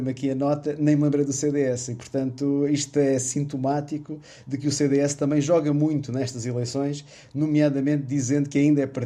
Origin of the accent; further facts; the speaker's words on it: Alentejo, Portugal; sou alentejano